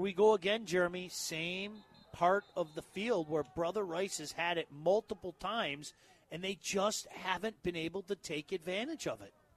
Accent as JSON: {"language": "English", "town": "Livonia", "region": "Michigan", "country": "United States", "tie": "born or raised there", "lives_now": "Northville, United States", "said": "that's where it was in Livonia. I grew up at Seven and Merriman."}